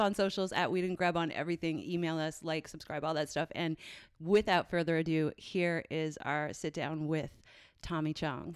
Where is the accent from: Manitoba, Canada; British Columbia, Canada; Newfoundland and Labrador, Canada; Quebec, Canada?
Newfoundland and Labrador, Canada; now in United States; I'm from Newfoundland.